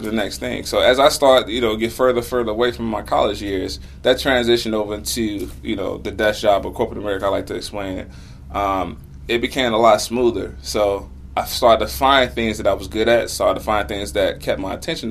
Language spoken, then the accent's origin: English; Chicago, Illinois, United States; I'm from Chicago